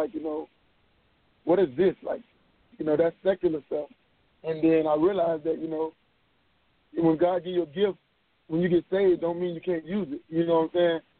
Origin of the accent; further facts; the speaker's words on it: Florida, United States; I'm from Florida